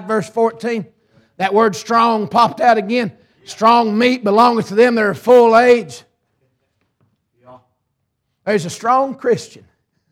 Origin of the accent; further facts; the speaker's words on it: Ringgold, Georgia, United States; also born or lived in Tunnel Hill, Georgia; I'm halfway from Tunnel Hill and the other half from Ringgold